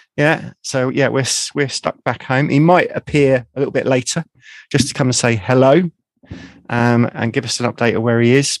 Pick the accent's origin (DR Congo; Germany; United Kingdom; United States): United Kingdom; accent: south of London; my dulcet tones from the south of London